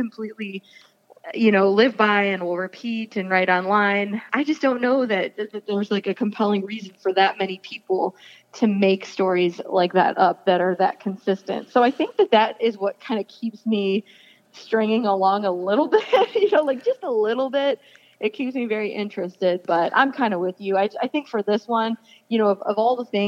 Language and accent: English; Chardon, Ohio, United States; I grew up in Chardon, and so was really largely unfamiliar with the Akron area until more recent times